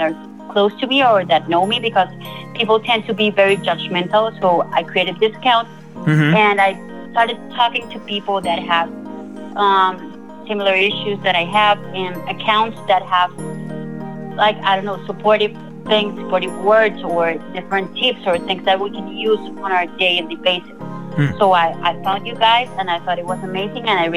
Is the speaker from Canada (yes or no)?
no; Colombia; I'm from Colombia. I live in Bogota, the capital city of Colombia.